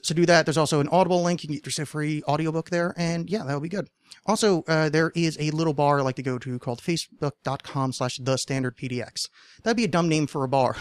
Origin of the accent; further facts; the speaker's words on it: New Jersey, United States; moved away; I grew up just outside of Manhattan, because uh, if you say which would be in New Jersey